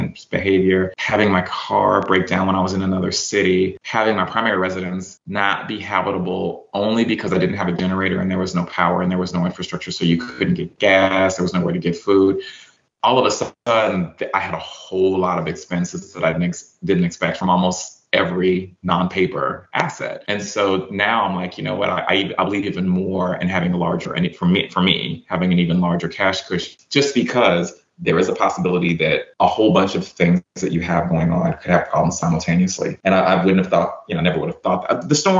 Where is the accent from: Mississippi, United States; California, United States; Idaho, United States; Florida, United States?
Mississippi, United States; Yazoo City; also born or lived in Phoenix, Arizona; It's because I was born in Phoenix, Arizona, because my mom went there with my dad for college. And that's where I was born. Well, they divorced. She ended up, when I was about 5, coming to Yazoo City, Mississippi.